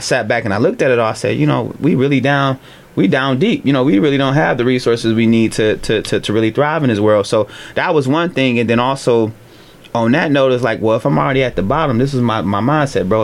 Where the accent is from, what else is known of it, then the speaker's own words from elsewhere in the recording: Cleveland, Ohio, United States; I'm an East Sider, so I grew up on the East Side of town in Cleveland.